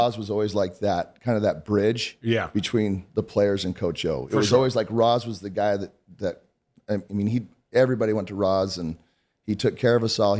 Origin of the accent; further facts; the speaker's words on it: Utah, United States; I'm in Utah. I grew up in Utah.